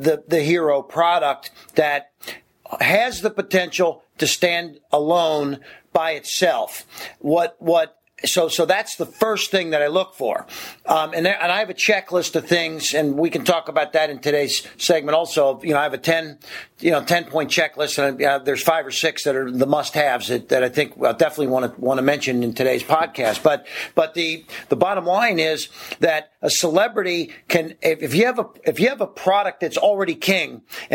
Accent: Ohio, United States; moved away; I'm from Ohio originally, and it would get really cold in the winter

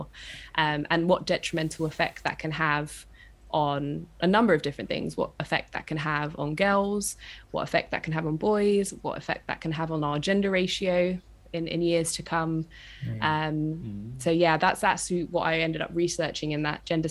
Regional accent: London, United Kingdom; I'm from East London.

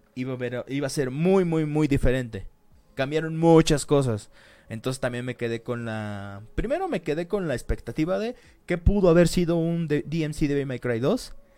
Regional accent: Mexico; como decimos aquí en México

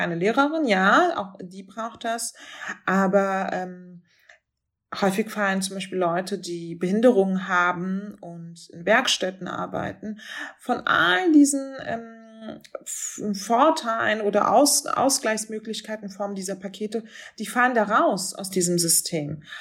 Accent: Berlin, Germany; der Nachbarbezirk von Wedding, wo ich aufgewachsen bin

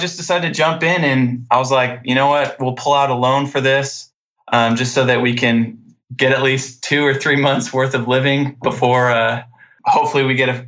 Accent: Post Falls, Idaho, United States; I'm from North Idaho, Post Falls, right next to Coeur d'Alene

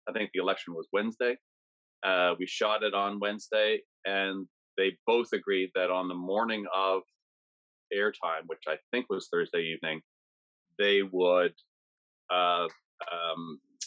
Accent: Canada; being a Canadian

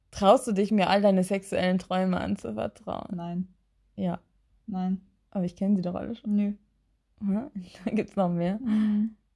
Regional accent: Oldenburg, Lower Saxony, Germany; Ich komme aus Oldenburg, da gibt es keine wahre

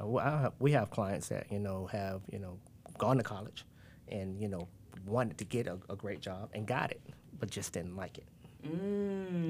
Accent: Tampa, Florida, United States; also born or lived in Gainesville, Florida; we're from Tampa, Florida, and moving to Gainesville, Florida during 1986

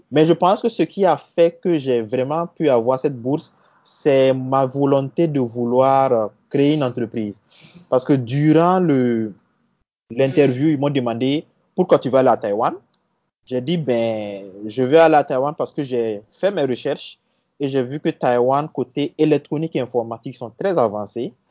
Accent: Burkina Faso; also born or lived in Côte d'Ivoire; je suis né en Côte d'Ivoire. J'ai commencé euh, voilà, le, primaire en Côte d'Ivoire. Mais euh, mon père étant burkinabé et voulait repartir euh, voilà, dans le pays, au Burkina. Donc, j'ai suivi mon père.

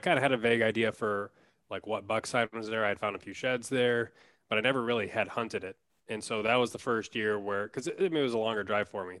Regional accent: Wisconsin, United States; moved away as an adult; now in Minneapolis, United States; I grew up in Wisconsin

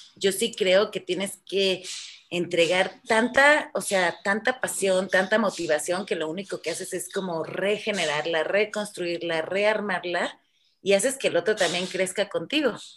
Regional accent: Morelia, Michoacán, Mexico; moved away as an adult; also born or lived in France; Morelia no, no, era, no era un momento fácil cuando, cuando yo tenía 18 años

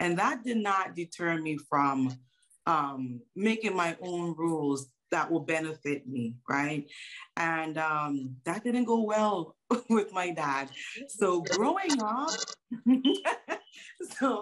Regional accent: U.S. Virgin Islands; I was born in St. Croix, U.S. Virgin Islands

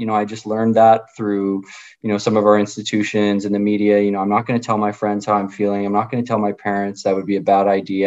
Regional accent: Winnipeg, Manitoba, Canada; I grew up in Charleswood in Winnipeg

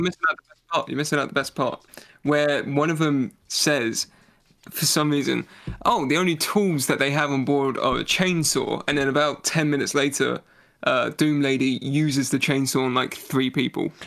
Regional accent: United Kingdom

